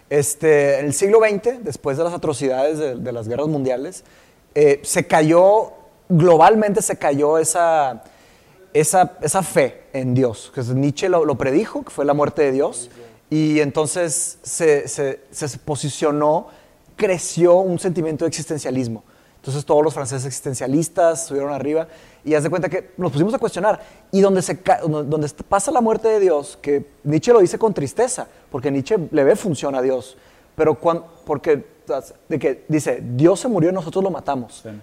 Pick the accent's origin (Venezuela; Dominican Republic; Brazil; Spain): Brazil; Spanish is a second language; now in Mexico; sí, somos brasileños. Sí, somos, los brasileños.